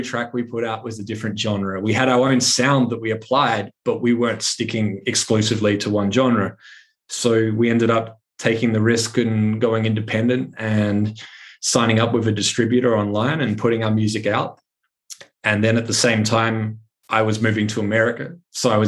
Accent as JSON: {"language": "English", "town": "Adelaide", "region": "South Australia", "country": "Australia", "tie": "born or raised there", "also_born_or_lived": "Brisbane", "moved": "as an adult", "said": "I started playing local venues in my hometown in Adelaide, South Australia"}